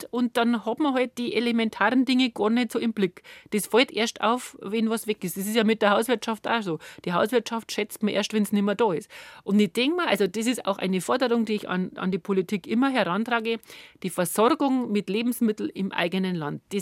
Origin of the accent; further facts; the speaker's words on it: Bavaria, Germany; das ist eigentlich das, was mich als als Bayerin antreibt